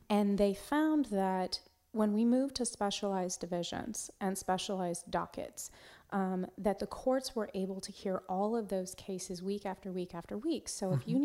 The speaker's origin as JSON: {"language": "English", "town": "Walla Walla", "region": "Washington", "country": "United States", "tie": "born or raised there", "also_born_or_lived": "Alaska / Montgomery County, Texas", "moved": "as an adult", "lives_now": "Texas, United States", "said": "i grew up in washington state in a very small town um, called Walla Walla, Washington"}